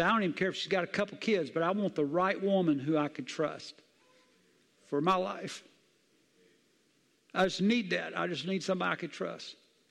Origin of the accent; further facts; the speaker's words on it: the South, United States; Look, I grew up in the South. I'm telling you, I know what it is.